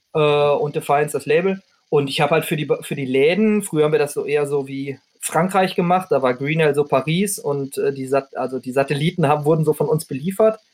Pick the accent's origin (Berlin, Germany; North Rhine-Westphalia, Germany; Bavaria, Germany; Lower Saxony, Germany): North Rhine-Westphalia, Germany; ich komme ja aus Ostwestfalen